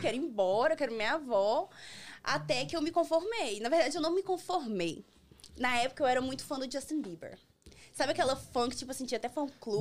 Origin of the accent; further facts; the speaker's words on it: Manhuaçu, Minas Gerais, Brazil; now in United States; Eu sou de Manhuaçu, Minas Gerais